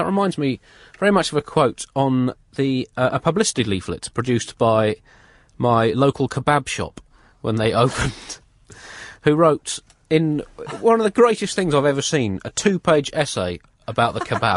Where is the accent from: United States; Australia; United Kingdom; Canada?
United Kingdom; we're British.